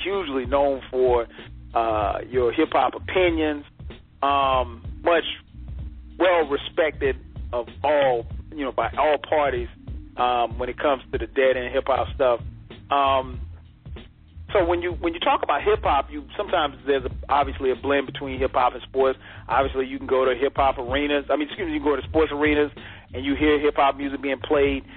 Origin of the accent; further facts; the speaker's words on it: South Carolina, United States; I grew up in South Carolina